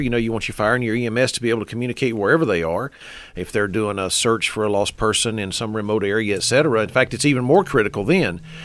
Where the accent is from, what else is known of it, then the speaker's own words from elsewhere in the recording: Henderson County, North Carolina, United States; I am a Henderson County native. I started here. I stayed here